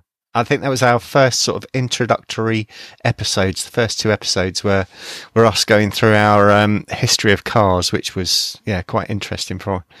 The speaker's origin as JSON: {"language": "English", "area": "Motspur Park", "region": "London", "country": "United Kingdom", "tie": "born or raised there", "also_born_or_lived": "Kingston", "said": "I was born in Kingston, and grew up in Motspur Park, so just, you know, not so far along."}